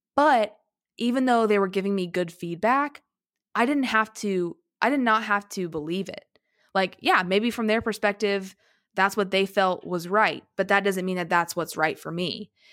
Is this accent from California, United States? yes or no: no; small town in Southern Illinois, United States; I went to college thirty minutes away from my hometown